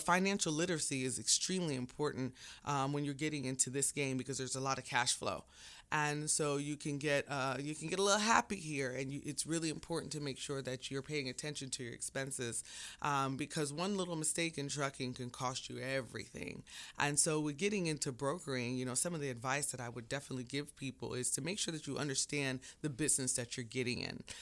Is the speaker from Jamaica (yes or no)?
yes; Jamaica; now in United States; I'm Jamaican.